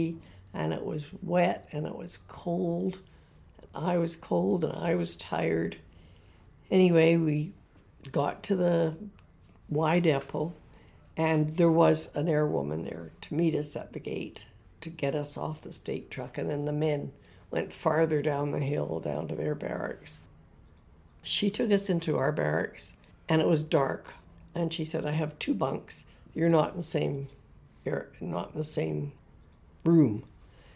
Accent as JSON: {"language": "English", "town": "Winnipeg", "region": "Manitoba", "country": "Canada", "said": "I was from Winnipeg"}